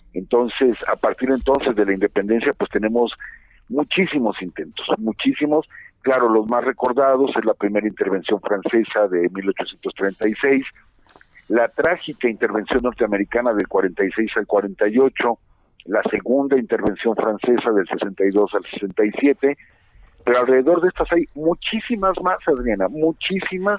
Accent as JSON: {"language": "Spanish", "country": "Mexico", "said": "nosotros como mexicanos"}